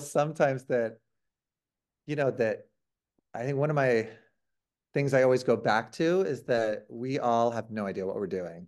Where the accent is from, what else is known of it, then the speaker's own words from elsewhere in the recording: Ohio, United States; I'm from Ohio